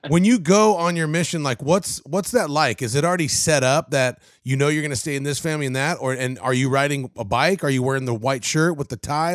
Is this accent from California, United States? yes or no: yes; Covina, California, United States; moved away as an adult; now in Tennessee, United States; I grew up in Covina. I went to South Hills High School in West Covina